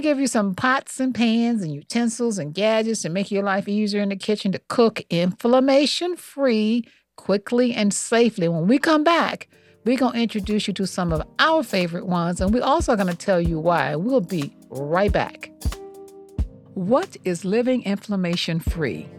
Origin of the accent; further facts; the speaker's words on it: Montgomery, Alabama, United States; I grew up in the South, okay? Montgomery, Alabama